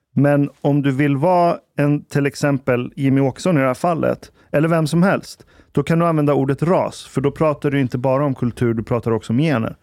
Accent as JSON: {"language": "Swedish", "country": "Iran", "moved": "yes", "lives_now": "Sweden", "said": "Vi är 60 procent hemma i Iran"}